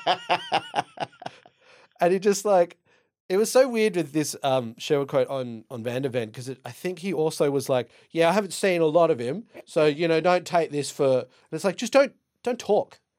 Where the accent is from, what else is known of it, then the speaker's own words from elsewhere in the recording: Dublin, Leinster, Ireland; I'm Irish. I'm from Dublin